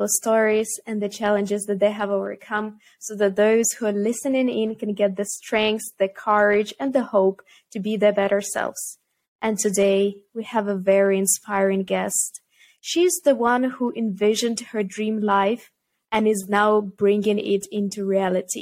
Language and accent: English; Kyiv, Ukraine; moved away as an adult; also born or lived in Amsterdam, Netherlands; I'm originally from Ukraine and I grew up in Kiev